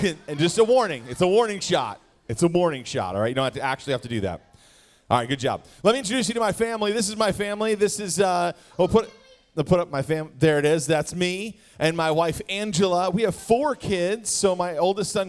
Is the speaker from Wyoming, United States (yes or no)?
no; Wisconsin, United States; I was born and raised in Wisconsin